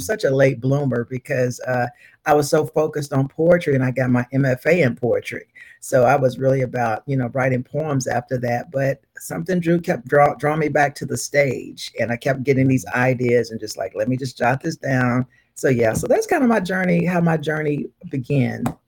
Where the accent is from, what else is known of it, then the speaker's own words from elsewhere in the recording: Louisville, Kentucky, United States; I was born and raised in Louisville, Kentucky